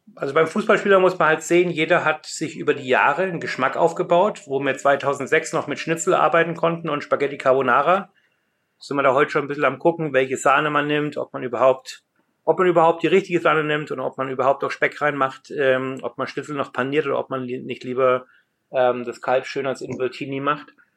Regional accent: Germany; now in London, United Kingdom; als Deutscher

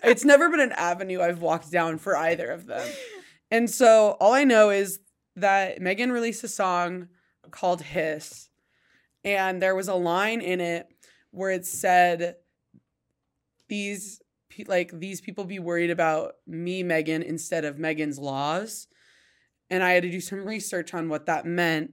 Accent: Idaho Falls, Idaho, United States; I grew up in Idaho Falls

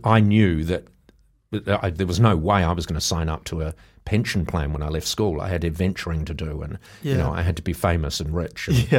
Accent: New Zealand; born there; I had been born, because I was born in New Zealand, and my father was an engineer and an adventurer.

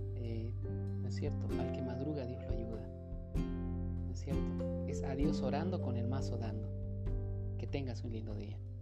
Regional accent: La Paz, Bolivia; aquí en mi ciudad natal, que es La Paz.

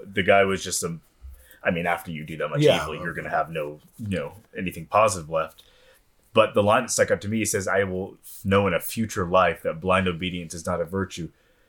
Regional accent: Houston, Texas, United States; And I grew up in Houston. I grew up right near Huffmeister and Muschke Road.

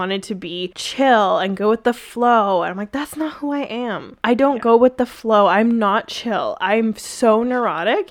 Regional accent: Vancouver, British Columbia, Canada; I'm from Vancouver

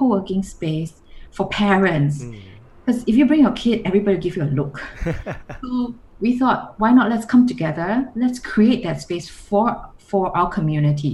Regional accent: Singapore; I'm from Singapore.

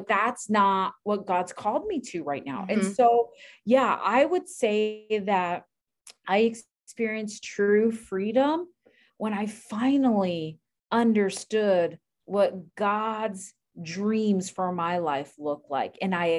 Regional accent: Miami, Florida, United States; because I'm from Miami and there are no godly men in Miami.

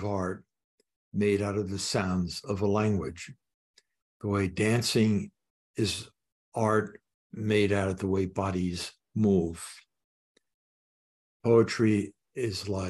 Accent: Long Branch, New Jersey, United States; now in Boston, United States; I was born on the Jersey Shore

